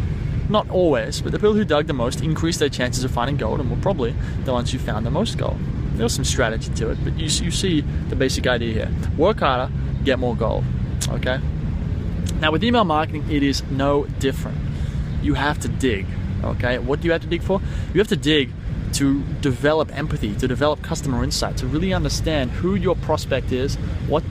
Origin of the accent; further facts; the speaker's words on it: Sydney, New South Wales, Australia; I'm from Sydney, Australia